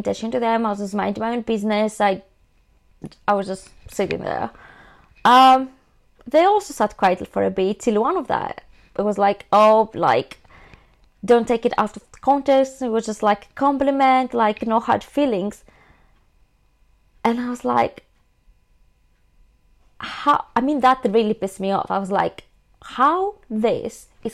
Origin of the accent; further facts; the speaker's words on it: Greece; now in London, United Kingdom; I'm from Greece, I do understand Greek.